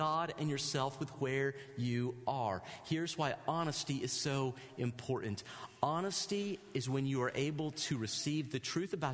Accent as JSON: {"language": "English", "region": "the South", "country": "United States", "said": "I'm from the South"}